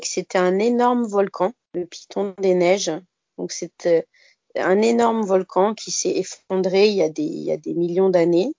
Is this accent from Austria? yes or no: no; Bas-Rhin, Alsace, Grand Est, France; moved away as an adult; now in Saint-Pierre, Réunion; j'ai 30 ans et en fait je viens d'Alsace, plus exactement du bas